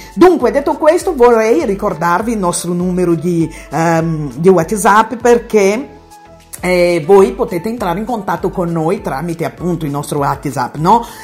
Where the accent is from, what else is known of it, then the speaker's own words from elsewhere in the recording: Bahia, Brazil; Italian is a second language; moved away as an adult; now in Italy; una brasiliana baiana che vive in Italia ormai da più di 30 anni